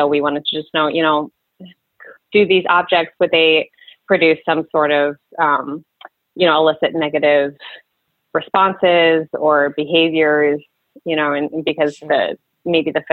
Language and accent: English; Reading, Pennsylvania, United States; moved away as an adult; also born or lived in Lewes, Delaware; now in Vicksburg, United States; I am originally from Reading, Pennsylvania area.